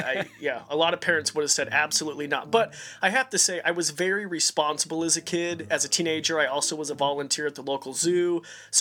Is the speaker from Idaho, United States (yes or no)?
yes; Robie Creek, Idaho, United States; I grew up in Roby Creek, Idaho.